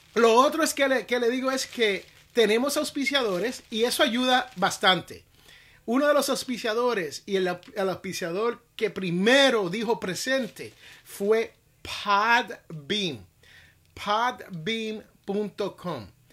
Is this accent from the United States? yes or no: yes; United States; en los Estados Unidos, que es donde yo vivo, es donde yo nací